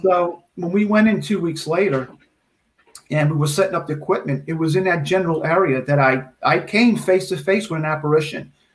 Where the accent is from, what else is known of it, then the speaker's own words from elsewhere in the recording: Metairie, Louisiana, United States; also born or lived in New Orleans; I was born in New Orleans, and at the age of five or six, my parents moved to Metairie.